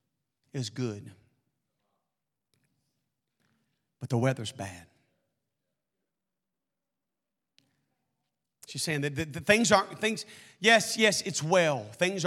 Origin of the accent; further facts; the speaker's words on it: Arkansas, United States; I'm from Arkansas.